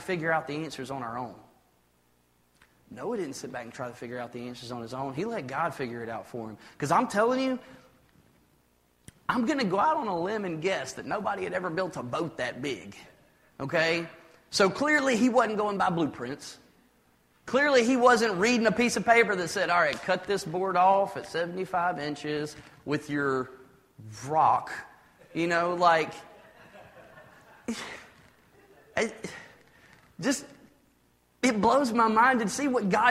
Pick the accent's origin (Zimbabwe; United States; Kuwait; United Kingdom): United States; I'm an American